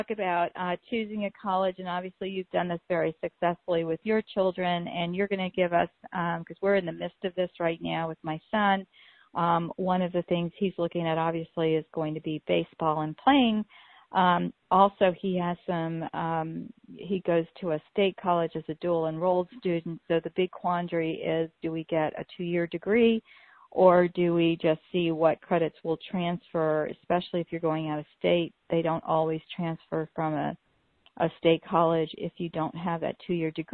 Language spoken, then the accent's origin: English; Florida, United States; I'm from Florida